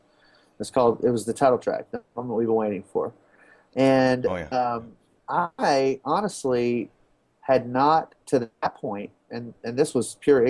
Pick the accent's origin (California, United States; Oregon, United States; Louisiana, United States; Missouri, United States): Louisiana, United States; Baton Rouge; having been born and raised in Baton Rouge, Louisiana